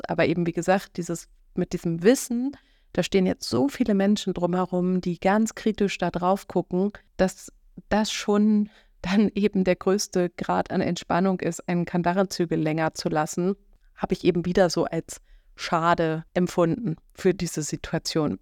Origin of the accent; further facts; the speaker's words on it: Schleswig-Holstein, Germany; hier oben bei uns in Schleswig-Holstein